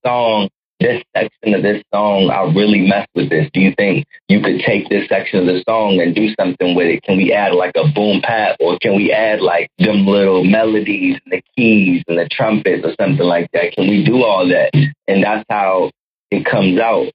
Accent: Waldorf, Maryland, United States; I became a man and, and learned how to live life in Waldorf, Maryland. So to me, that's where I'm from

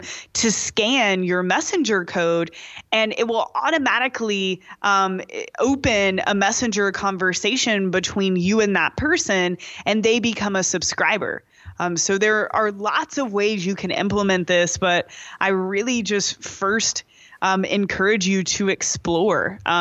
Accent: Kentucky, United States; also born or lived in Danville; now in Austin, United States; I'm from Kentucky

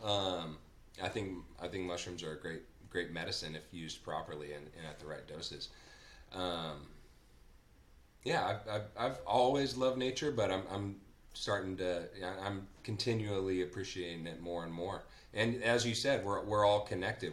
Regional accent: Napa, California, United States; when I was growing up in Napa, I grew up with my grandpa

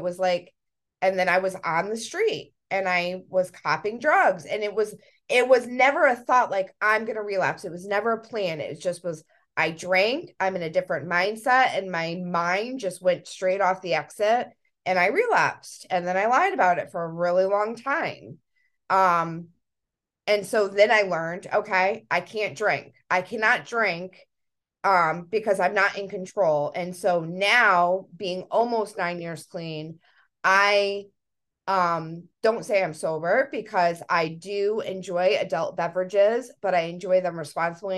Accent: Connecticut, United States; we're from Connecticut, by the way, we're in Connecticut.

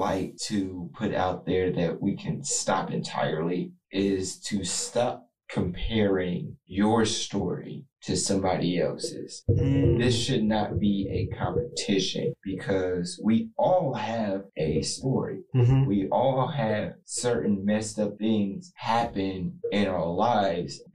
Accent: Columbus, Ohio, United States; also born or lived in Dayton, Ohio; came here to Columbus. I was raised here ever since

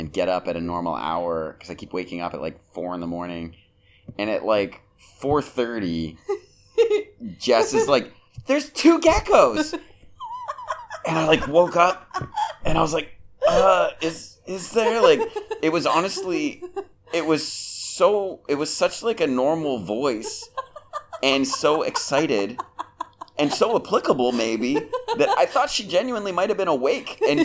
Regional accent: Canada; I'm from Canada.

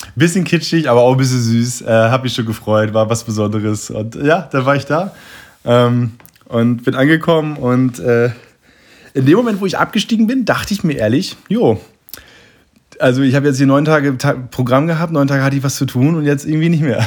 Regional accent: East Frisia, Lower Saxony, Germany; aus Ostfriesland, aus meiner Heimat

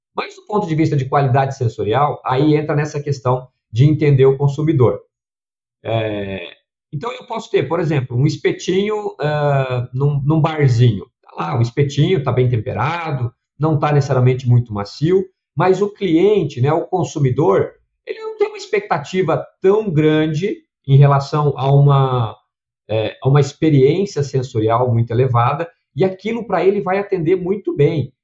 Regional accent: Curitiba, Paraná, Brazil; also born or lived in Redenção, Pará; now in Campinas, Brazil; eu sou nascido em Redenção, no, no, Pará, então bem, bem distante aí, talvez, do que o pessoal possa imaginar, né? Hoje eu estou aqui em Campinas, é, mas fui logo cedo, minha família foi logo cedo para Curitiba, no Paraná

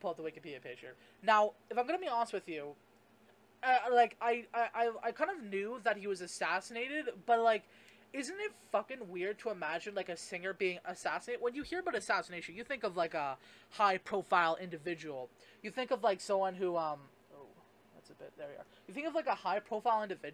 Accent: Canada; I'm Canadian

